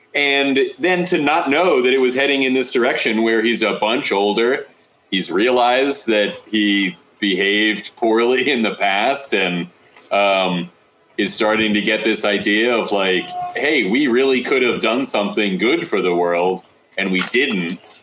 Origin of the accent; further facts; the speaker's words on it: Phoenixville, Pennsylvania, United States; I'm from Phoenixville